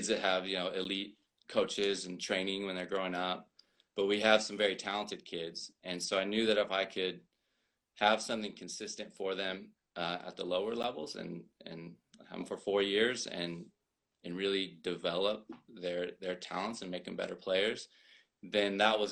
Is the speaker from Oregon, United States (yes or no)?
no; Bakersfield, California, United States; also born or lived in Texas; I've been in Bakersfield most of my life